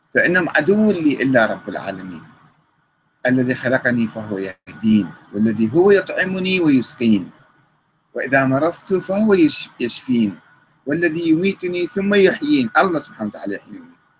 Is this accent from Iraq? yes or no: yes; Iraq; عندنا في العراق